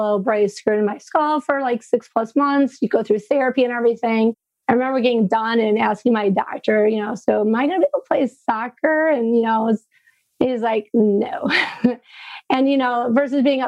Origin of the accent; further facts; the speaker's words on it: Frankenmuth, Michigan, United States; I'm originally from Frankenmuth, which is a small German town in Michigan.